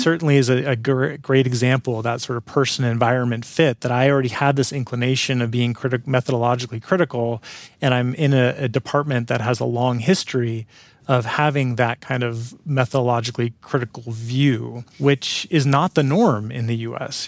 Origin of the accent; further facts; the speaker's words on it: San Francisco Bay Area, California, United States; I grew up in the Bay Area of California, in San Francisco Bay Area